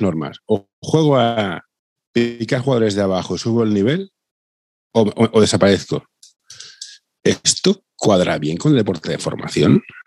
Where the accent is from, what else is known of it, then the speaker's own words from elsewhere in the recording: Barcelona, Catalonia, Spain; Yo, soy de Barcelona